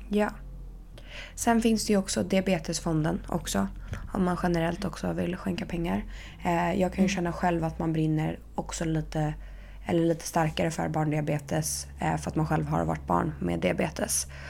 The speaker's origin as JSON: {"language": "Swedish", "town": "Stockholm", "region": "Stockholm County", "country": "Sweden", "moved": "yes", "lives_now": "Paris, France", "said": "hemma i Stockholm"}